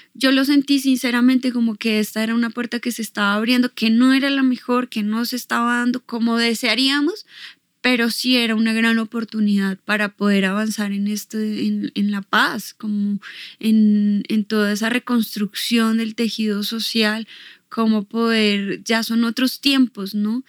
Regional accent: Bogotá, Colombia; tengo 36 años y nací aquí en Bogotá

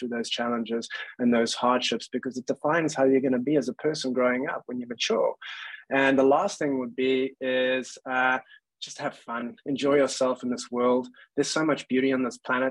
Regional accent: Cape Town, Western Cape, South Africa; moved away as an adult; also born or lived in London, United Kingdom; I came from Cape Town in South Africa and I was born and raised there

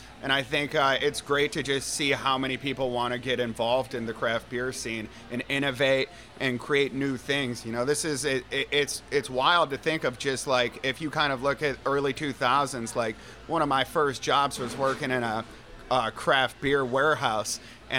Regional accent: Michigan, United States; I grew up in Michigan.

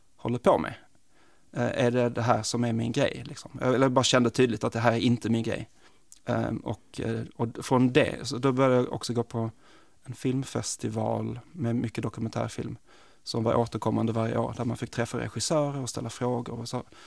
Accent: Malmö, Skåne, Sweden; moved away as an adult; also born or lived in New York / Stockholm; jag är, kommer från Malmö

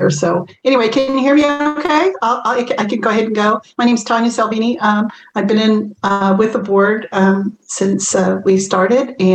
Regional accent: Pyramid Lake Reservation, Nevada, United States; we are from Pyramid Lake Reservation in Nevada.

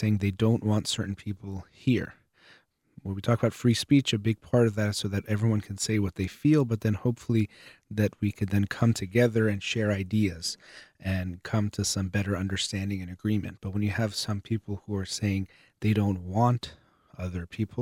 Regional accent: United States; I was born here

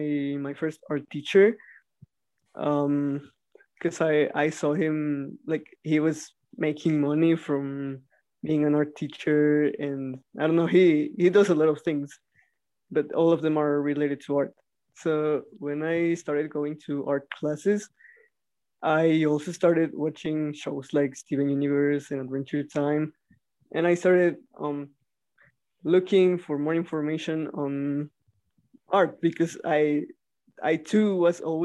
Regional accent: Mexico; I'm from Mexico

